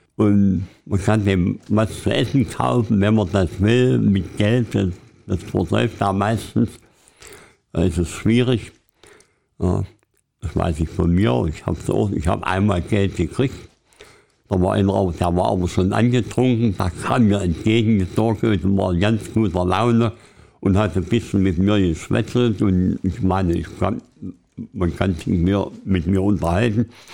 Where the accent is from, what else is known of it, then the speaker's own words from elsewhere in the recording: Querfurt, Saxony-Anhalt, Germany; stamme aus, aus der Gegend Süden, südwestlich von Halle, 40 Kilometer weg, aus Querfurt heißt die Stadt